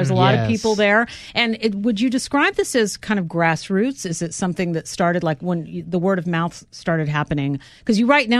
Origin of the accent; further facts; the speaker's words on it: Sacramento, California, United States; now in New York City, United States; my hometown of Sacramento, California.